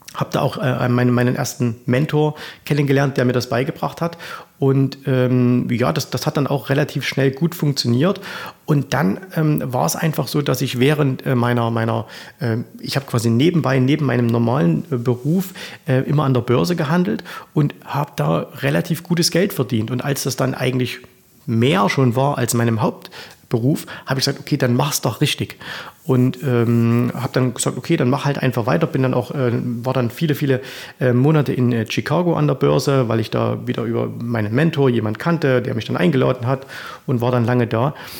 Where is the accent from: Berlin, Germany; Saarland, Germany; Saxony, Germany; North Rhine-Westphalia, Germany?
Saxony, Germany; Zwickau; accent: Saxon; ich komme aus oh. der Stadt des Trabants, aus Zwickau, 50 Kilometer weiter äh, Richtung Westen